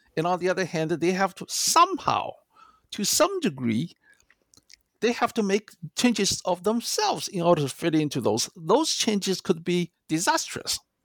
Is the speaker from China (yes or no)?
yes; China; English is a second language; moved away as an adult; also born or lived in Chicago, United States; now in United States; I was born in China and came to the United States in nineteen eighty-four.